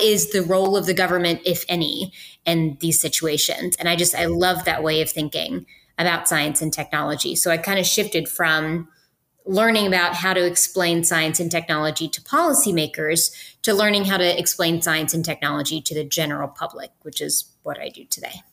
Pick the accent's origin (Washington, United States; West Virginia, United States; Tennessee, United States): West Virginia, United States; moved away as an adult; I went to West Virginia University because I'm from West Virginia